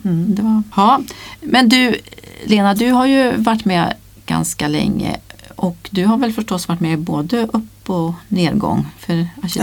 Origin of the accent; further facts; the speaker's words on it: Värmland, Sweden; Jag är från Värmland